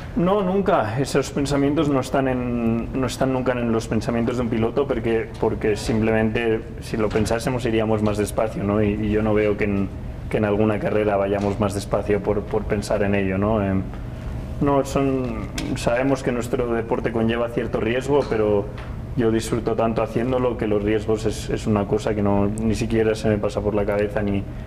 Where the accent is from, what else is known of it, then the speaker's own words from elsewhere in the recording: Spain; para mí como piloto español